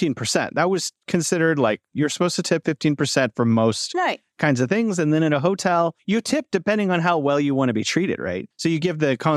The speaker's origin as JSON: {"language": "English", "country": "United States"}